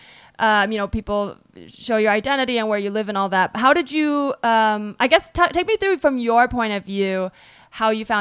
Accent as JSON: {"language": "English", "area": "Bay Area", "region": "California", "country": "United States", "said": "I'm from the Bay Area"}